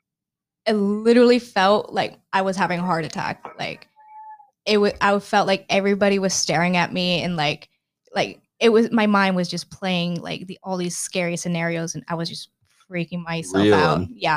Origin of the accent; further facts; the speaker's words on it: McKinney, Texas, United States; so I grew up in Texas, in McKinney specifically, which is like an hour outside of Dallas